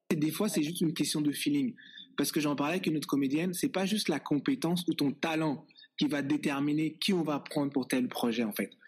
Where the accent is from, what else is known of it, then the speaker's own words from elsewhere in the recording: Les Bosquets, Île-de-France, France; now in Toronto, Canada; on a grandi au Bosquet ensemble